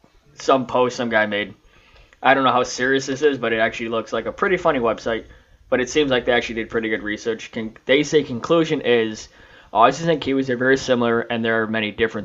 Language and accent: English; Illinois, United States; I'm from Illinois.